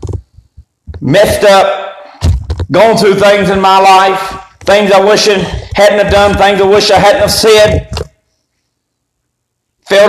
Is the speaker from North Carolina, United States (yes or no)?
yes; Eastern North Carolina, United States; me trying to deny from Eastern North Carolina. Just can't happen. My accent gives me away